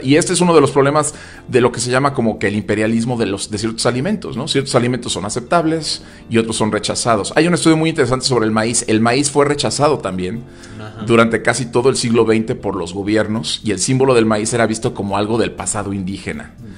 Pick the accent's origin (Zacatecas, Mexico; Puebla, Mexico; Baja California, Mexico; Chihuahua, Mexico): Puebla, Mexico; como poblanos decimos que el mole poblano es un platillo exquisito